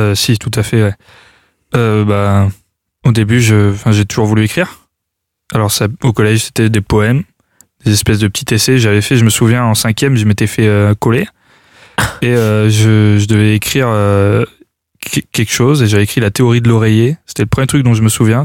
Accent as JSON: {"language": "French", "town": "Clermont-Ferrand", "region": "Auvergne-Rhône-Alpes", "country": "France", "said": "je viens de Clermont-Ferrand"}